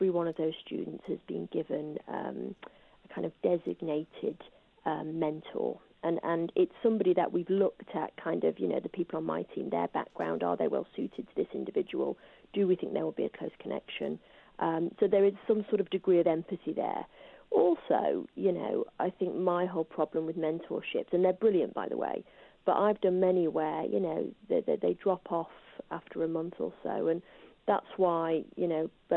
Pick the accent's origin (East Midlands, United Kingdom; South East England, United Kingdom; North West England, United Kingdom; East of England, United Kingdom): North West England, United Kingdom; Salford; I grew up in Salford